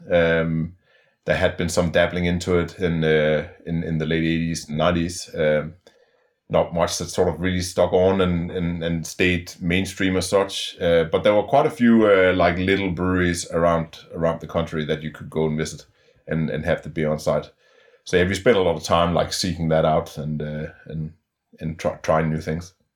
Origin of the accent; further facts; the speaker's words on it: Denmark; moved away as an adult; also born or lived in Melbourne, Australia / Perth, Australia; I'm from Denmark originally.